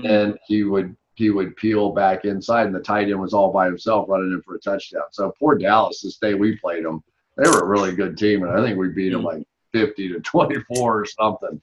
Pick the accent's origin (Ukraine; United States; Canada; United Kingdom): United Kingdom; I'm just a British fan kind of guy.